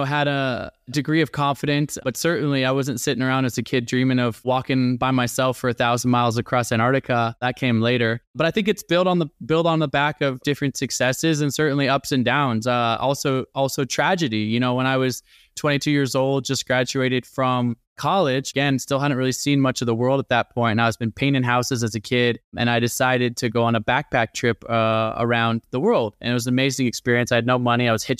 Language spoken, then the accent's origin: English; Portland, Oregon, United States; also born or lived in Olympia; I was born in Olympia, but moved to Portland, Oregon. And that's really where I grew up.